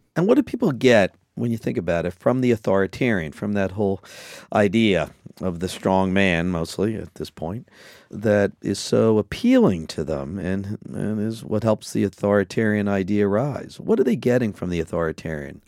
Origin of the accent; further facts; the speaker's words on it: Wilmington, Delaware, United States; I grew up in Wilmington, Delaware